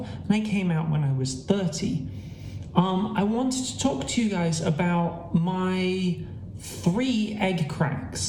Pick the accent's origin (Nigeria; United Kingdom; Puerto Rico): United Kingdom; Gloucester, South West England; born in Gloucester